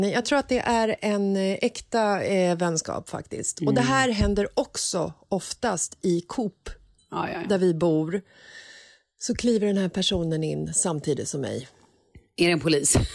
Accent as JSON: {"language": "Swedish", "town": "Stockholm", "region": "Stockholm County", "country": "Sweden", "tie": "born or raised there", "said": "jag är uppvuxen i Bagarmossen."}